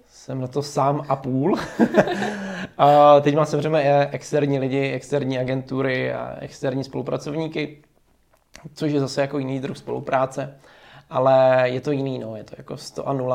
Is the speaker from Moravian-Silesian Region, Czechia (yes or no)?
no; Zubří, Zlín Region, Czechia; já jsem byl ze Zubří